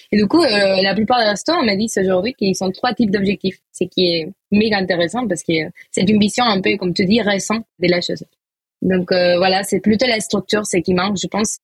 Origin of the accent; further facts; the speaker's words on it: Valencia, Valencian Community, Spain; accent: Spanish; French is a second language; moved away as an adult; now in Paris, France; j'ai un petit accent. Voilà, ça vient de Valencia, Espagne